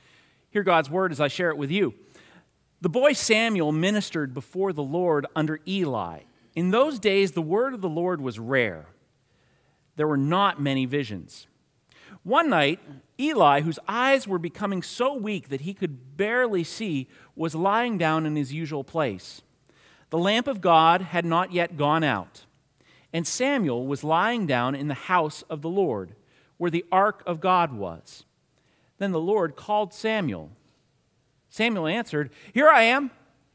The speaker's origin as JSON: {"language": "English", "town": "Newcastle", "region": "North East England", "country": "United Kingdom", "said": "And I think that's because I come from Newcastle. Newcastle. Can anything good come out of Newcastle?"}